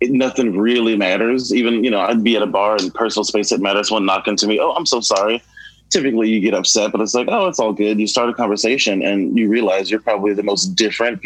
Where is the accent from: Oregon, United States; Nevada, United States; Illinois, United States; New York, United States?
Illinois, United States; Chicago; I was born on the South Side and is a project complex that is no longer existence right now. It's called Stateway Gardens